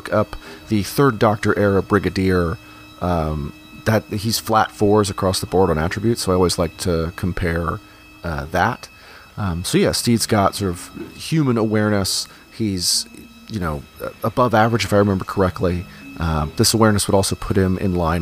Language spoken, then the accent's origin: English; United States; I'm an American.